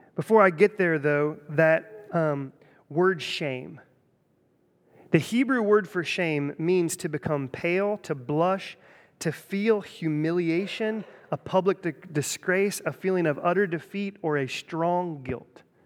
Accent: Centerville, Ohio, United States; I grew up in Centerville

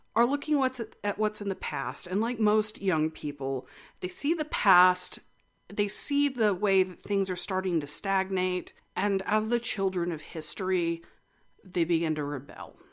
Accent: West Texas, United States; I am originally from West Texas.

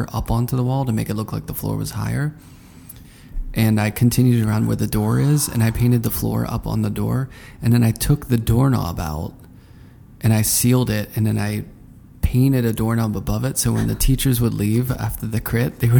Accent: Pittsburgh, Pennsylvania, United States; I'm from Pittsburgh. Everything's kind of grayish there

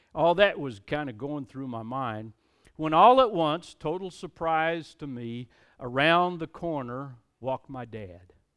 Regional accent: United States; I'm an American. I'm glad to be an American.

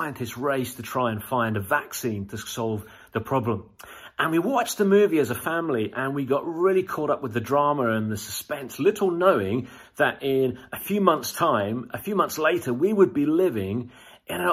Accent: United Kingdom

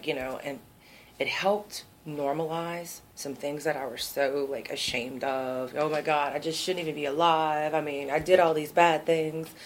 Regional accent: Cajun, Louisiana, United States; straight coon ass

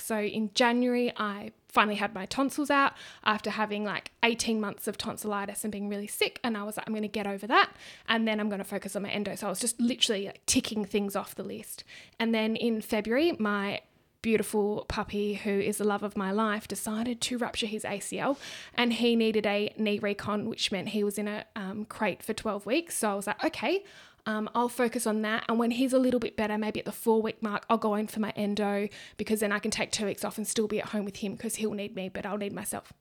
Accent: Australia; accent: ocker; Ocker, like I'm Aussie.

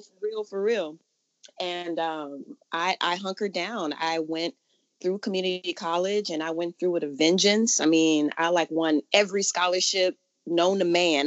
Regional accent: New Orleans, Louisiana, United States; now in California, United States; I'm from New Orleans originally

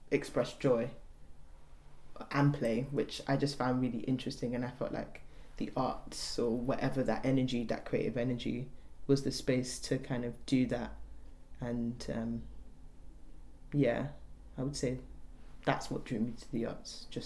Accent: Nigeria; both my parents are Yoruba. I'm Nigerian and like that's an inherent part of like our culture like music and dance

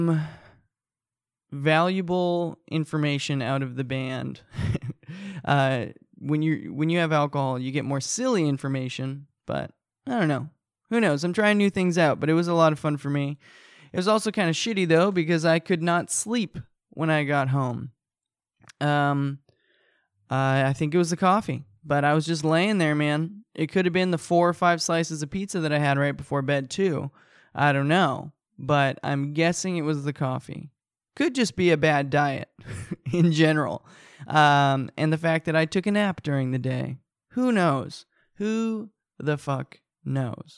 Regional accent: Fullerton, California, United States; I live in my hometown. I live where I was born. I was born in Fullerton

